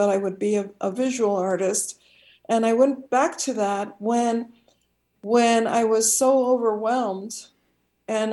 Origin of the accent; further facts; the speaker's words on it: Chicago, Illinois, United States; my hometown of Chicago